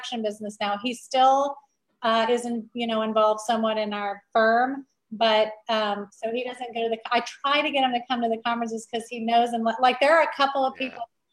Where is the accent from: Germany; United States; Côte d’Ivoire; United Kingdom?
United States; Louisiana; moved away as an adult; also born or lived in an hour south of New Orleans; now in California, United States; I'm born and raised in Louisiana. I finished high school there, and then I came out to college in California